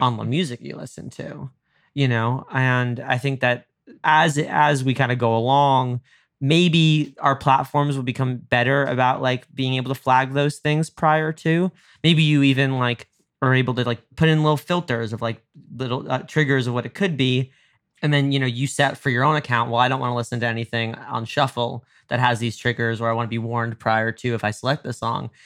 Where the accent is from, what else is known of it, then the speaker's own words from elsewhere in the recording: suburban New York, United States; now in Los Angeles, United States; I grew up in suburban New York